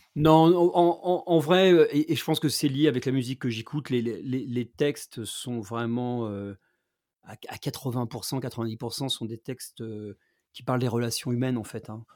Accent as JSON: {"language": "French", "town": "Rouen", "region": "Normandy", "country": "France", "moved": "as an adult", "said": "j'ai quitté Rouen quand j'avais 18 ans"}